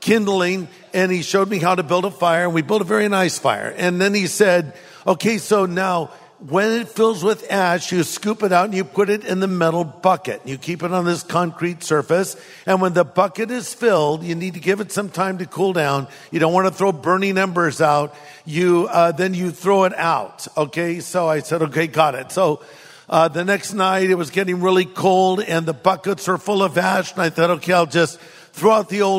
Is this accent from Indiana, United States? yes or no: no; California, United States; I'm from California